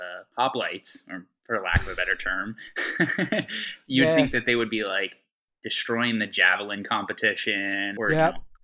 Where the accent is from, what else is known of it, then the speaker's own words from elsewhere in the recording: Pennsylvania, United States; I'm from Pennsylvania, so like near Amish country, so like my L's and my R's are all...